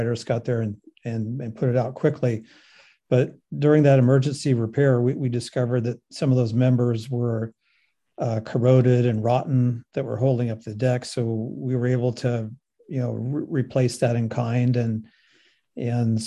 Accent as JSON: {"language": "English", "town": "Sausalito", "region": "California", "country": "United States", "tie": "born or raised there", "said": "I grew up in Sausalito"}